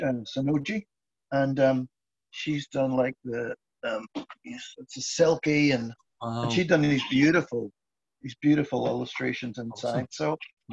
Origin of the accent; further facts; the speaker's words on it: Ireland; I mean, I knew some of it because I grew up in Ireland